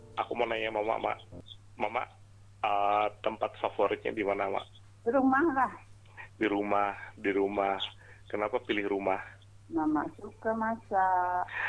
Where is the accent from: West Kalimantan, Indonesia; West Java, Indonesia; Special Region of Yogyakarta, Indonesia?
West Kalimantan, Indonesia; moved away as an adult; now in Java, Indonesia; kami suku Melayu di Kalimantan Barat, lebih sering menyebutnya mama kame, artinya ibu saya